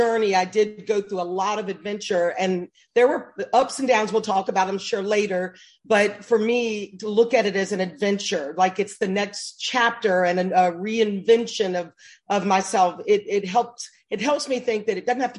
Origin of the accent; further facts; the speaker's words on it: Birmingham, Alabama, United States; I grew up in Birmingham, Alabama, and came from a big family